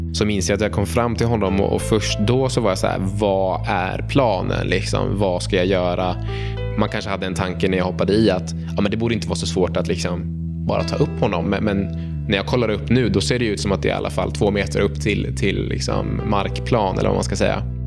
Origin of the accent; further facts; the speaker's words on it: Uppsala, Uppsala County, Sweden; jag är uppväxt eh, i centrala Uppsala